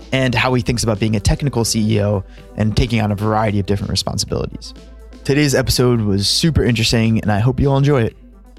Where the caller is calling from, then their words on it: Philadelphia, Pennsylvania, United States; I'm calling in from Philadelphia. Just left campus not too long ago.